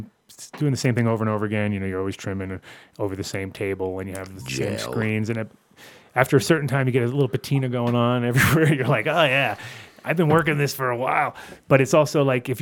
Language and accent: English; New York, United States; I am a New Yorker